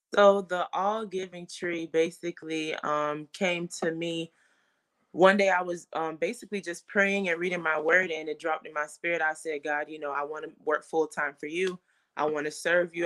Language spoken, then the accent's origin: English; Fort Lauderdale, Florida, United States; I am from Fort Lauderdale, Florida, born and raised.